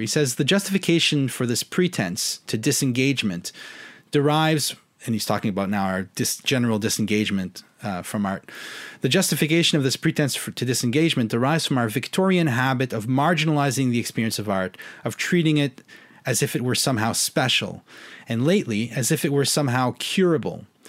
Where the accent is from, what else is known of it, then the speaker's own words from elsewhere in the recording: Canada; I'm a Canadian